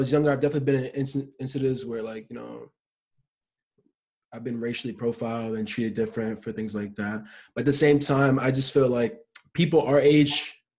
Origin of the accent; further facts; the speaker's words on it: New York City, New York, United States; moved away; mom's half Puerto Rican and Peruvian, right? And my dad's African American. The family comes from, like, North Africa and stuff. So I'm from the Bronx.